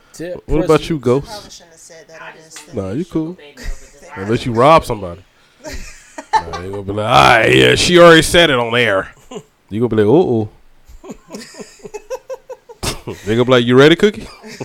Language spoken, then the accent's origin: English; Georgia, United States; I'm from Georgia.